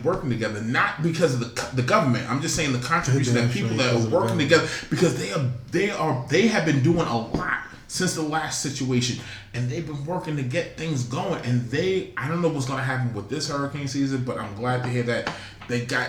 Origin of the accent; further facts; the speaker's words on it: New York City, New York, United States; also born or lived in Queens / Nigeria; I was born in Brooklyn